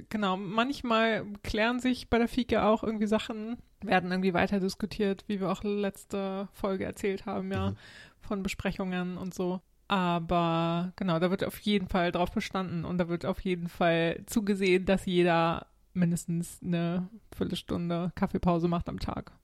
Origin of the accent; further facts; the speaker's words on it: Germany; moved away; als Deutscher